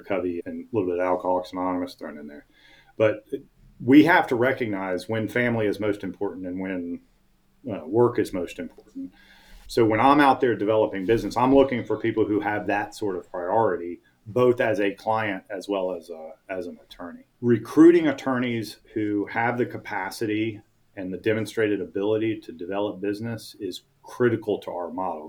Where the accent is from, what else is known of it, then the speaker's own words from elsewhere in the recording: Atlanta, Georgia, United States; I was born and raised in Atlanta. Everybody I know is here